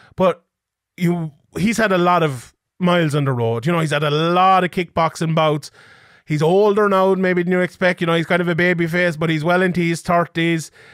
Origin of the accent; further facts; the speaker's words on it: Ireland; as someone Irish